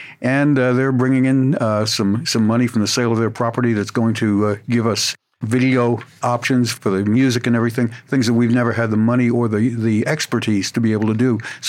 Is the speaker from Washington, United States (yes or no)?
no; New Jersey, United States; also born or lived in the South; now in Memphis, United States; I grew up in New Jersey in a very unemotional church, Christian Missionary Alliance Church.